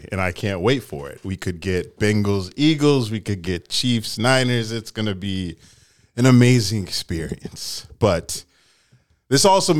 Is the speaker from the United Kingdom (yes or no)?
no; Jamaica; We're headed to the Grand Cayman, Cozumel, my home country, Jamaica, man.